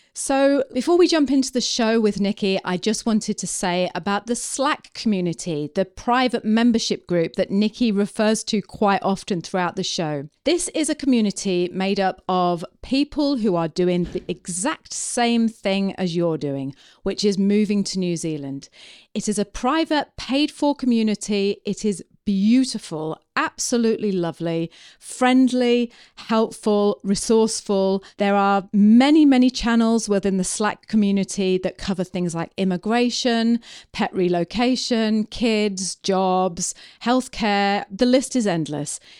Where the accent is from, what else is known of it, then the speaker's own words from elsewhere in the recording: Preston, North West England, United Kingdom; moved away; I'm from Preston. You know, I was born in Preston in Lancashire